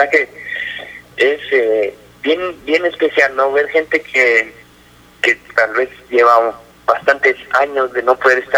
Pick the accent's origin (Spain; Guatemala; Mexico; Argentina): Guatemala; Que somos guatemaltecos